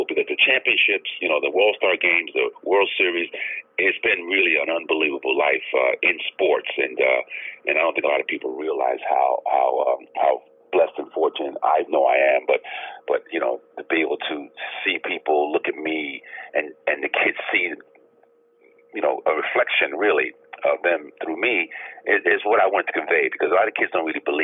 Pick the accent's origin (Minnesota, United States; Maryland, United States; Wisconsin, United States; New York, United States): New York, United States; New York City; I grew up in Brownsville, Brooklyn, the mean streets of Brownsville, New York, a very, very tough area